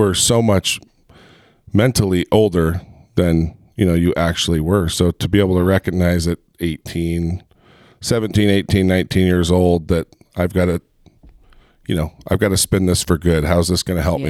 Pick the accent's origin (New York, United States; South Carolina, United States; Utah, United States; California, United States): Utah, United States; Heber; I grew up in Heber, and, you know, back in high school in Heber, it was teeny.